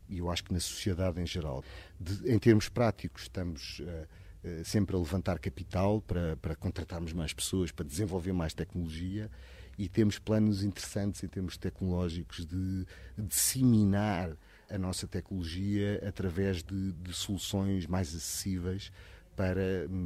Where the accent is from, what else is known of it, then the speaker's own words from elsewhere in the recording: Portugal; also born or lived in Mozambique; A minha família é de Goa, mas eu nasci em Moçambique e depois vivi sempre em Portugal.